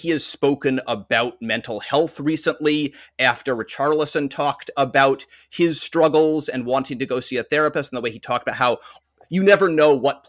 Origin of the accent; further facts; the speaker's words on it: Western Massachusetts, United States; I grew up in Western Massachusetts.